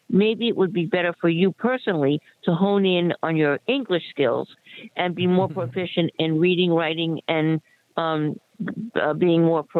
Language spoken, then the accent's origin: English; Fort Lee, New Jersey, United States; I'm from Fort Lee